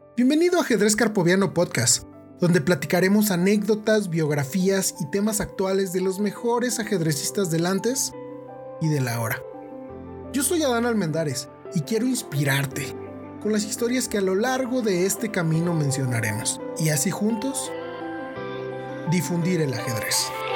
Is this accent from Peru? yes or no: no; Mexico; now in Irapuato, Mexico; yo soy de México